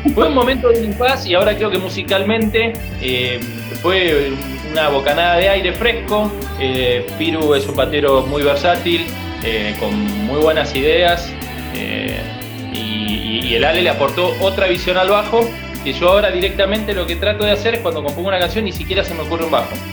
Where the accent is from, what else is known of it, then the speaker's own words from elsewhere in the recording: Muñiz, Buenos Aires Province, Argentina; now in Las Heras, Argentina; Muñiz, provincia de Buenos Aires